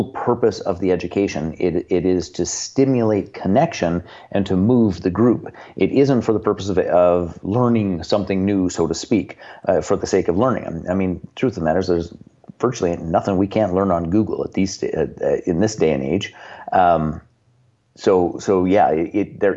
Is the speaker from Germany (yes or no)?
no; Canada; I'm from Canada. I live in the town in which we operate